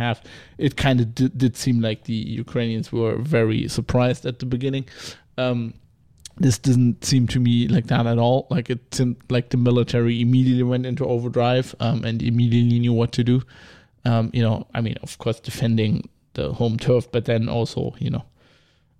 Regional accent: Rhineland, Germany; I'm from the Rhineland, which is famously a Protestant area

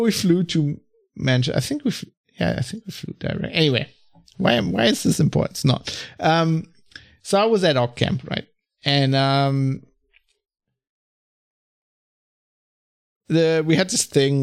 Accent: Germany; I'm from Germany

